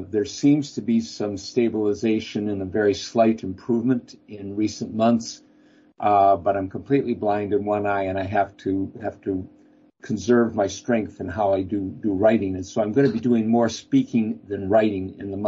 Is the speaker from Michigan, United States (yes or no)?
yes; Lansing, Michigan, United States; moved away; my hometown, Lansing, Michigan